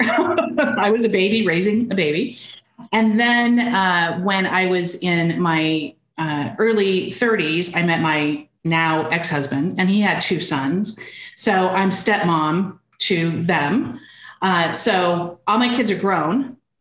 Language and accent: English; Arizona, United States; also born or lived in Seattle / Texas; now in Austin, United States; I'm from Arizona.